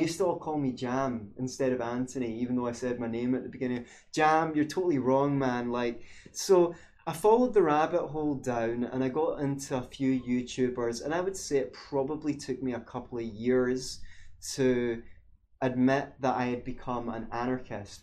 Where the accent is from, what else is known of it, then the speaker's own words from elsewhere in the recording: Scotland, United Kingdom; growing up in Scotland